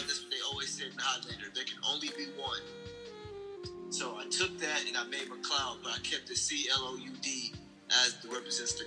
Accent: Milwaukee, Wisconsin, United States; I'm from Milwaukee. I went to high school here

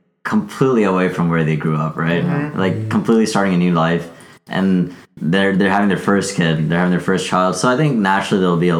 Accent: the South, United States; when you're growing up in the South, especially, right? Everyone has this one style

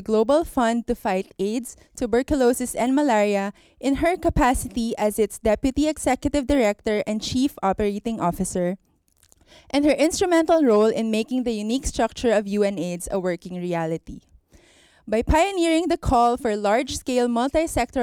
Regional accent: Philippines; I'm a physician from the Philippines

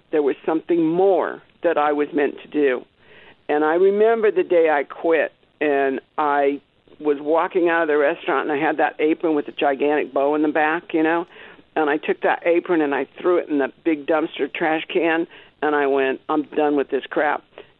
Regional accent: Algiers, Louisiana, United States; born there; and I was born in Algiers, Louisiana, and my father was killed in Montgomery, or actually Troy, Alabama.

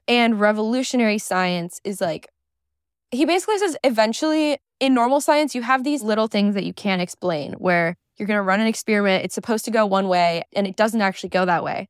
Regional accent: Michigan, United States; I grew up in Michigan

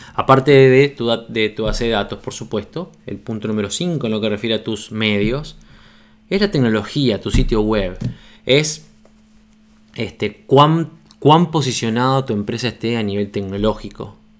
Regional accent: Uruguay; cuando lancé mi revista en Uruguay

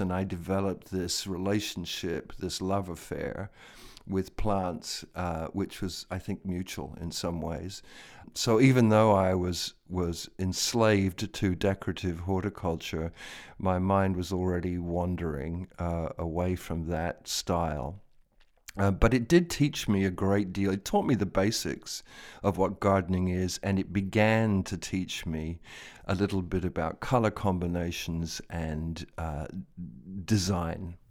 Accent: London, United Kingdom; now in United States; I was born in London, And I was born not far from Regent's Park in London

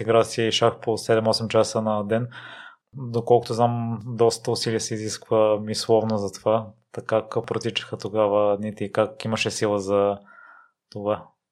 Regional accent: Kozloduy, Vratsa Province, Bulgaria; moved away; Аз а, съм от Козлодой, също малък град

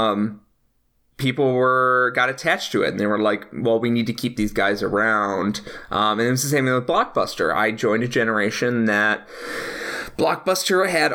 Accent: Naperville, Illinois, United States; I grew up in Naperville, Illinois

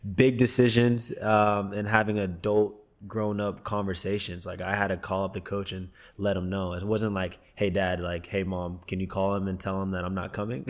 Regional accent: Texas, United States; moved away; I grew up in Texas where American football was huge

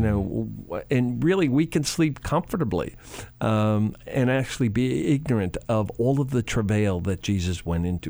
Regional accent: Chicago, Illinois, United States; I grew up in Chicago

